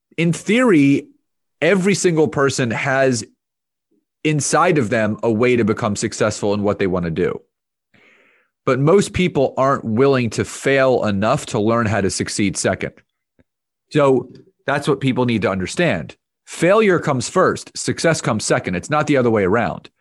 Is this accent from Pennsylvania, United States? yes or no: yes; Conshohocken, Pennsylvania, United States; I, uh, grew up in, in the suburbs of Philadelphia in an area called Conshohocken.